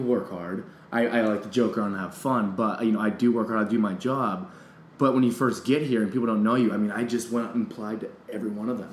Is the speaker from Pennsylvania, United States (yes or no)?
yes; Kane, Pennsylvania, United States; moved away as an adult; now in New York, United States; I'm from a small town in, in, Pennsylvania, in the middle of the woods called Kane, Pennsylvania